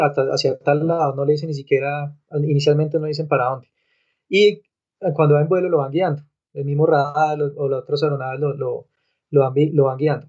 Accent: Colombia

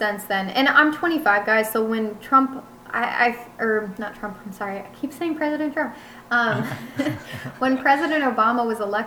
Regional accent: United States

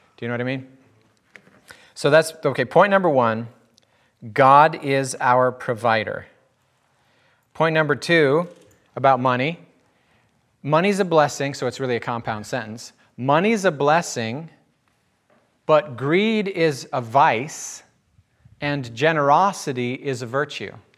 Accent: United States; I'm an American

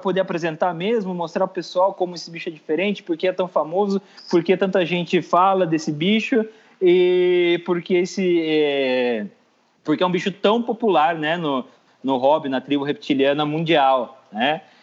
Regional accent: Sorocaba, São Paulo, Brazil; eu sou de Sorocaba

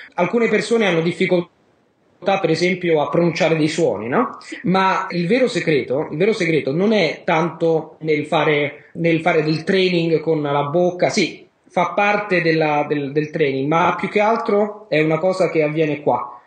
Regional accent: Rome, Lazio, Italy; sono di Roma, sono italiano, sono di Roma

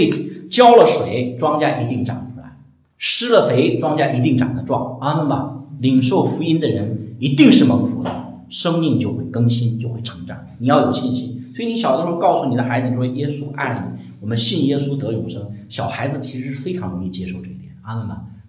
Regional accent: China; 你千万不要用我们我们中国人喜欢用民间宗教那些套到我们基督教里。

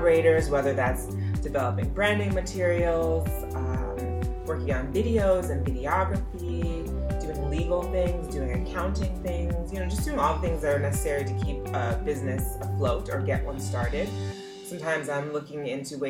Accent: Nigeria; I'm Nigerian

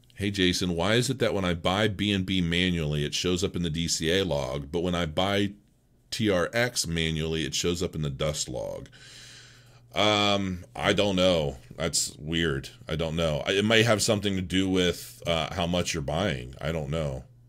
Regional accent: Canton, Ohio, United States; I grew up in Canton, Ohio

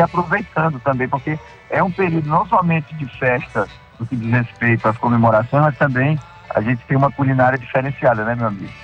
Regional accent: Pará, Brazil; a minha família toda é do Nordeste, como você bem disse, minha família toda, né? Paraíba, Ceará, e eu só nasci no Pará

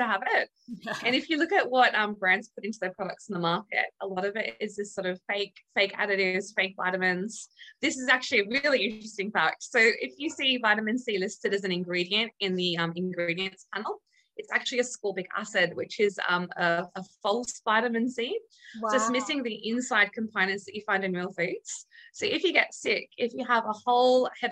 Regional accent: Australia; moved away as an adult; now in United Kingdom; as an Australian

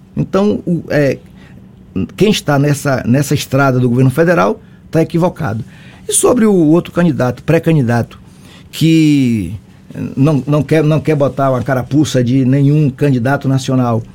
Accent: Aiquara, Bahia, Brazil; você chega no município, onde eu nasci, Aiquara

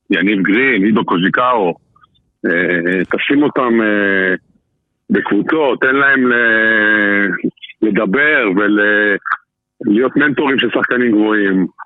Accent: Jezreel Valley, Northern District, Israel; moved away as an adult; also born or lived in Nazareth / Haifa / Tel Aviv; גם הגענו ביחד למכבי חיפה בגיל 18, כל אחד במקום אחר, הוא הגיע מחדרה, אני הגעתי מעמק יזרעאל.

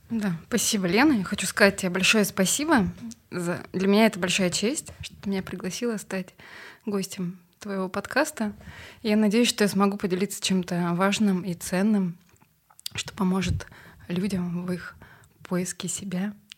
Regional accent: Kazakhstan; moved away as an adult; now in Russia; я из Казахстана

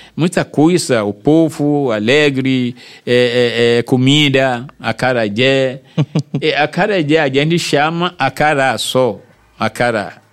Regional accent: Nigeria; Portuguese is a second language; moved away as an adult; now in Salvador, Brazil; um governador chegou aqui da minha terra

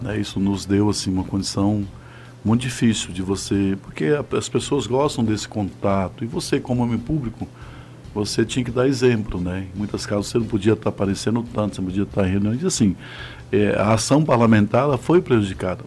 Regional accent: Novo Gama, Goiás, Brazil; also born or lived in Luziânia, Goiás; nasci, nasci em Lusiana, morei no fundo do Gama, porque meu pai tinha uma propriedade lá, a gente ficou, fiquei até no fundo do Gama, na Ponte Alta até os 17 anos

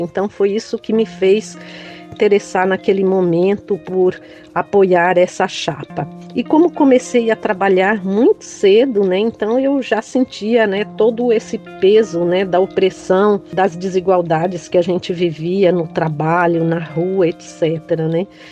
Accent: São Paulo, Brazil; also born or lived in Brejões, Bahia; nasci em Brejões, Bahia, fui criada aqui na periferia da região sul de São Paulo

